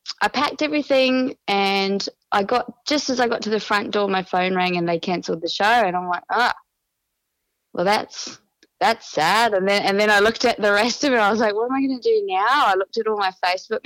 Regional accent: New Zealand; now in Australia; I'm a New Zealander.

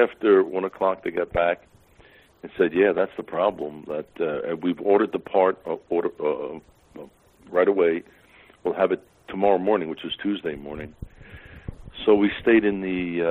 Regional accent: Pennsylvania, United States; I'm from Pennsylvania

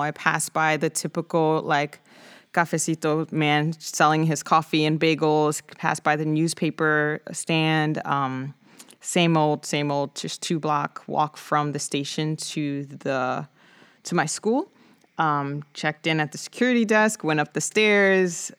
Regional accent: New York City, New York, United States; I grew up in the Bronx of New York City, um, born and raised

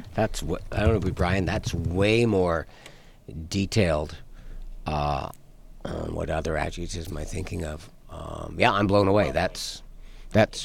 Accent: Canada; We're Canadian

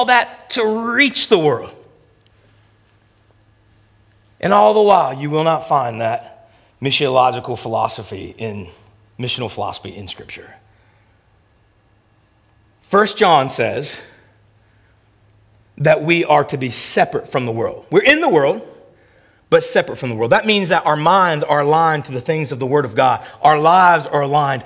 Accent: United States; moved away as an adult; also born or lived in Memphis / Toronto; I'm American

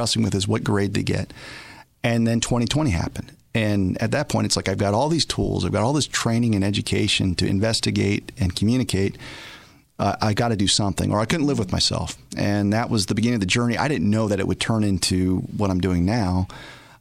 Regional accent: Albuquerque, New Mexico, United States; Albuquerque, yeah. My hometown

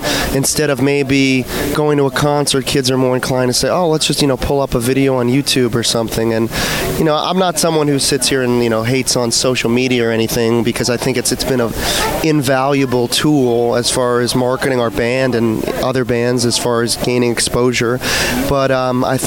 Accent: Salem, Massachusetts, United States; I'm from the Salem, Massachusetts area

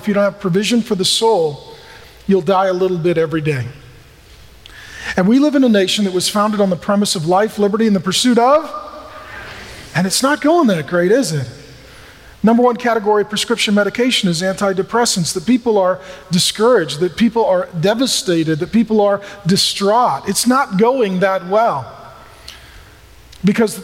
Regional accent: SeaTac, Washington, United States; I grew up in SeaTac

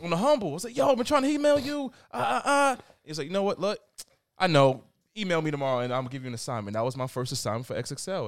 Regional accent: New York City, New York, United States; Jamaica Queens. Born

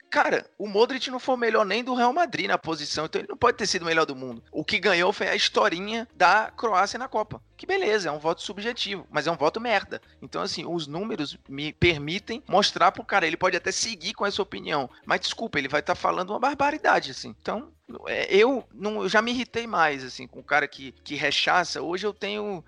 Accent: Fortaleza, Ceará, Brazil; moved away; eu venho de Fortaleza. Eu nunca tive contato com o handball na minha escola

